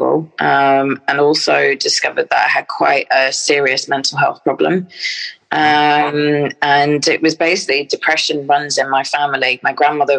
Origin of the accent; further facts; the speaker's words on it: Stirling, Scotland, United Kingdom; also born or lived in London; So I was brought up in Stirling in Scotland. So I was born in London, and then my mum and dad moved up to Scotland